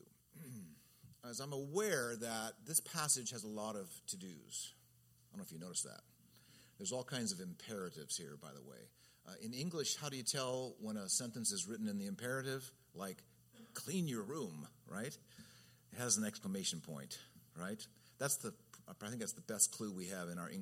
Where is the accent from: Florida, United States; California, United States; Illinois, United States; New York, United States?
California, United States; Redlands; 60 miles from L.A. was my hometown, Redlands